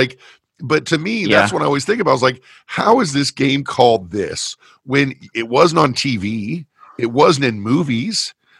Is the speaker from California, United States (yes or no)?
yes; Fullerton, California, United States; I grew up in Fullerton, California.